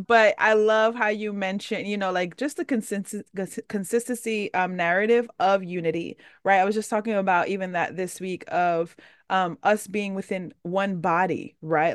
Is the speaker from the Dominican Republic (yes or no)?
yes; Dominican Republic; I'm Dominican, I'm from the Caribbean